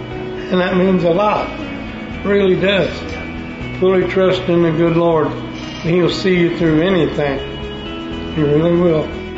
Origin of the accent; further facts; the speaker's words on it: Jacksonville, Florida, United States; Born and raised in Jacksonville, Florida.